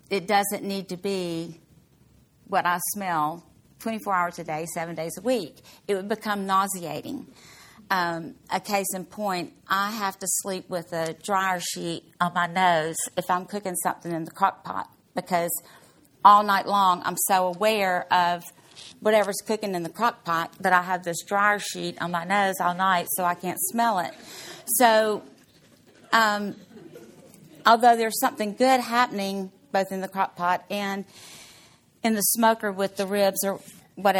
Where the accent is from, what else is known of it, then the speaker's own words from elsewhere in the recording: Mississippi, United States; I'm from Mississippi